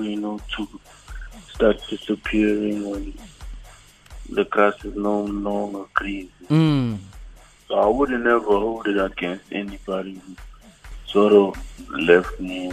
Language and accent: English; Johannesburg, Gauteng, South Africa; I was born and raised in Johannesburg